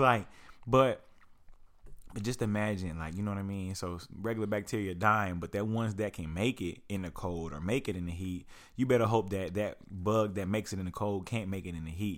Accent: Lawton, Oklahoma, United States; I grew up in Lawton, Oklahoma

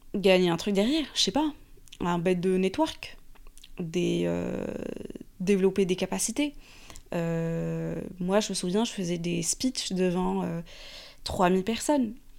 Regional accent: Morocco; moved away as an adult; now in Paris, France; j'ai grandi au Maroc. Donc j'ai fait la plupart de mes études au Maroc, même l'université.

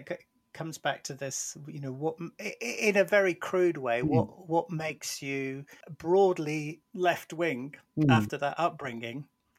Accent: North West England, United Kingdom; moved away; And my parents were teachers, and I felt that I kind of escaped my background in a way, because I moved from Lancashire down to the southeast, and I felt much the same.

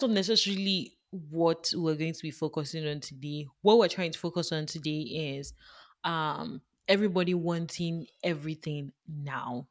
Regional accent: Nigeria; now in Canada; I grew up in Nigeria

